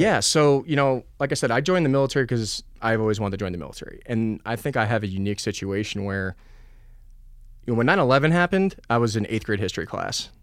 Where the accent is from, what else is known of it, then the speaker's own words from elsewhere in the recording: New Jersey, United States; moved away as an adult; also born or lived in Poughkeepsie, New York / Colorado Springs, Colorado; I was born in Poughkeepsie, New York. Uh, grew up in Jersey.